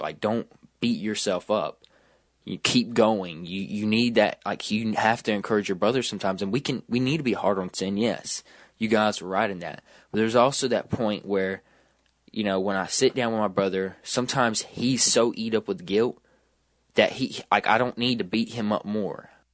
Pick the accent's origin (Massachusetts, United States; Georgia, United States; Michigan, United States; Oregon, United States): Georgia, United States; I'm from Georgia